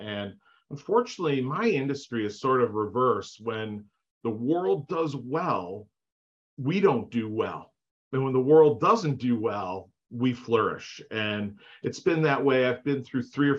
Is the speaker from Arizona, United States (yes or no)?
no; Northbrook, Illinois, United States; I grew up in the Chicagoland area, a suburb north of Chicago, the North Shore area called Northbrook